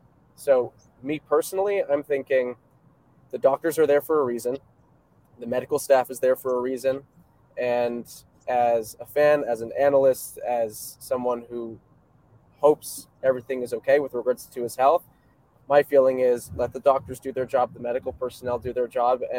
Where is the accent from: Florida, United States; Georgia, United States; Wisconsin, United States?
Florida, United States; South; now in North Carolina, United States; I'm from South Florida. My fiance is driving. Our families are from South Florida, so we were there for the holidays. We're driving back home to North Carolina now.